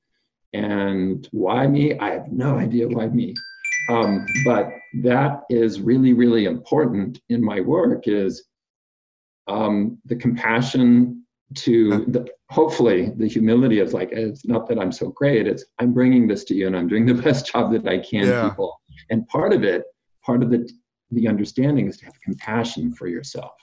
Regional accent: Fresno, California, United States; I'm from Fresno, California. I grew up there

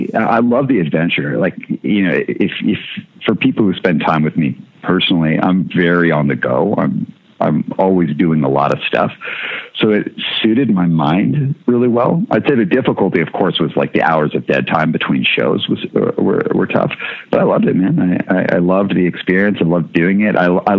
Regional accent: Canada; I couldn't go to a doctor cause I'm Canadian.

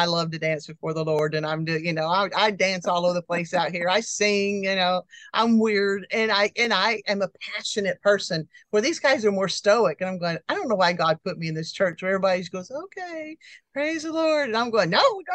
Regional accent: Tulsa, Oklahoma, United States; moved away as an adult; also born or lived in Fairbanks, Alaska / Texas / California; I was born in Tulsa

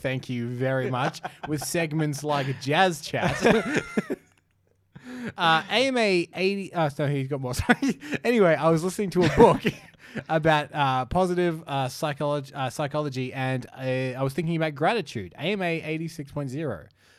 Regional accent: Bayswater, Victoria, Australia; moved away as an adult; I am from Bayswater, just the Melbourne suburb we were shitting on a couple of episodes ago, and spent my first 23 years of life there.

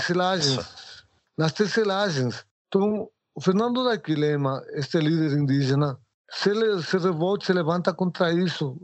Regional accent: Ecuador; Portuguese is a second language; moved away as an adult; now in Brazil; sou equatoriano, trabalho com mosaico, moro faz 30 anos no Brasil

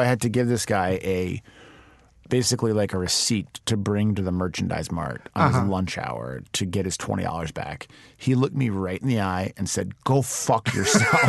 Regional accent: Chicago, Illinois, United States; I grew up in the city, and when you grow up in Chicago, you know every single suburb

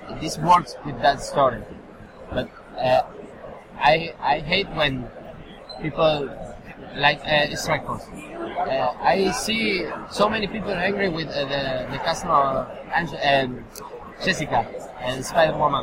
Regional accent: Argentina; English is a second language; I'm from Argentina

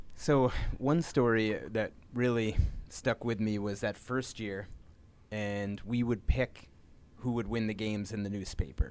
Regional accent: Framingham, Massachusetts, United States; my hometown newspaper in Framingham, Massachusetts

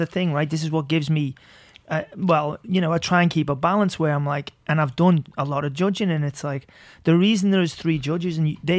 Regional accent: Liverpool, North West England, United Kingdom; And so I'm really happy for Till because I'm from Liverpool.

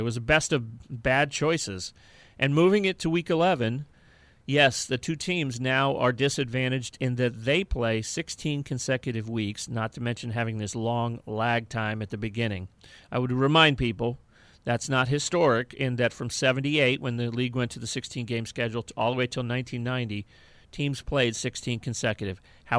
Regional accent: St. Petersburg, Florida, United States; I grew up in St. Petersburg.

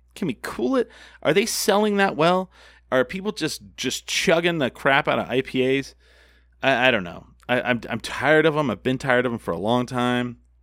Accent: Albuquerque, New Mexico, United States; that's how Albuquerque is. It just is. We're very cheap

